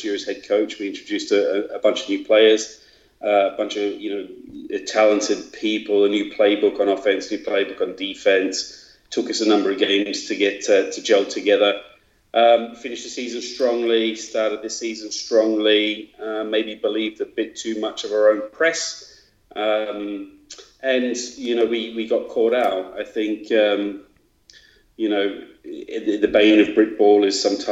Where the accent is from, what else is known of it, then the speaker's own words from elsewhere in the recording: Australia; moved away as an adult; now in Sheffield, United Kingdom; I'm Australian.